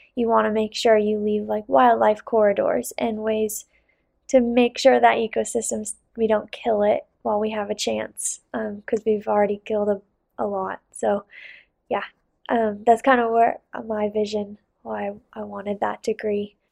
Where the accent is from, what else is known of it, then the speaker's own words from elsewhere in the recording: Salt Lake City, Utah, United States; also born or lived in Bozeman; I did downhill growing up in Salt Lake